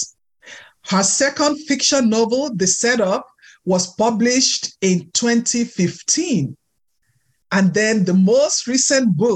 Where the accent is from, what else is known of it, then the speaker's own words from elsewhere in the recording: Texas, United States; Just like myself, we're from Texas